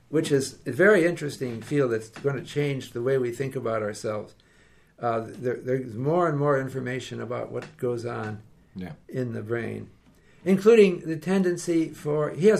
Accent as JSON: {"language": "English", "country": "Canada", "said": "Look, we're Canadian, but we don't do this in Vancouver."}